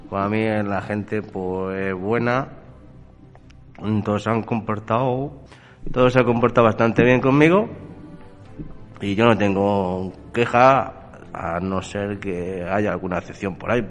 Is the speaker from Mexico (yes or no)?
no; Castilla-La Mancha, Spain; now in Castile and León, Spain; soy castillo manchego, me vine a Castilla León